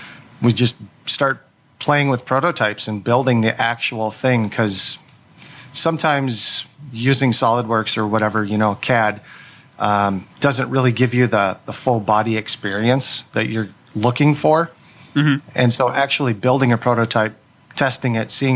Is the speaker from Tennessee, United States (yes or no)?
no; Albert Lea, Minnesota, United States; Just south of Minneapolis in Albert Lee, Minnesota